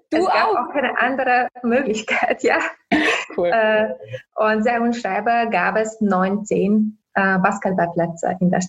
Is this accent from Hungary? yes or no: yes; Hungary; German is a second language; now in Austria; ich bin in Ungarn aufgewachsen, glaube ich, das ist auch nicht zu überhören. äh, auch wenn ich äh, seit 18 Jahren schon äh, in Österreich äh, lebe.